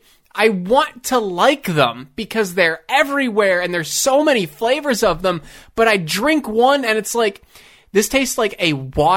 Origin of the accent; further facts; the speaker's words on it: DuBois, Pennsylvania, United States; We had a Martin's in my hometown. It opened in Du Bois, PA.